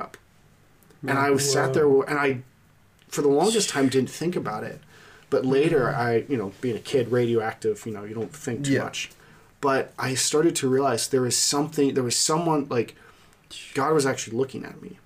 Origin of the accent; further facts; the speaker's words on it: Lititz, Pennsylvania, United States; I grew up in Lancaster, a little town called Lititz